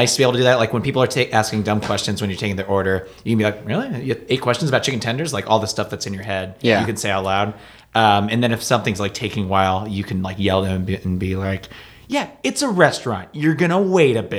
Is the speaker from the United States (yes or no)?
yes; Des Moines, Iowa, United States; moved away as an adult; now in Chicago, United States; Des Moines, Iowa